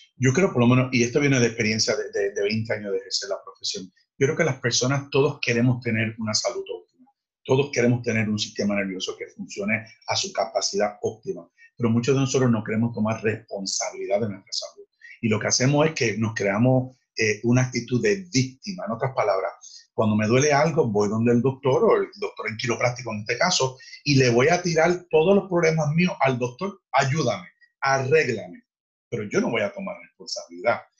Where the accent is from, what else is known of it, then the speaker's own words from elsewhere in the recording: Fajardo, Puerto Rico; yo nací en Fajardo